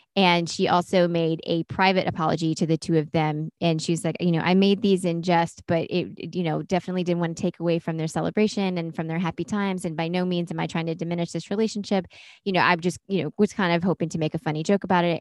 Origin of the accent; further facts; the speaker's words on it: Durham, North Carolina, United States; I grew up in Durham.